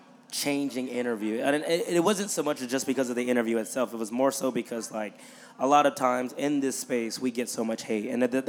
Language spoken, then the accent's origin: English; San Antonio, Texas, United States; born or raised there